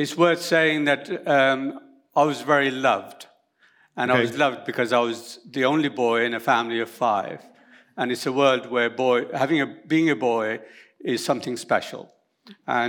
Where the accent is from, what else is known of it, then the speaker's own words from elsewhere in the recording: Mirpur, Azad Kashmir, Pakistan; first language Urdu; English is a second language; now in Birmingham, United Kingdom; I was born in Pakistan, in Kashmir.